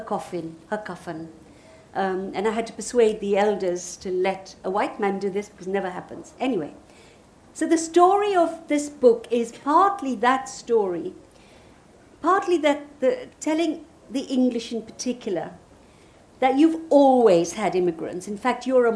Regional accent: Uganda; now in United Kingdom; I come from Uganda

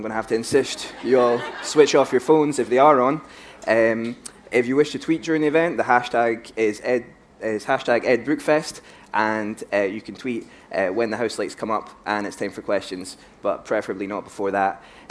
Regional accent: Edinburgh, Scotland, United Kingdom; I'm from Edinburgh

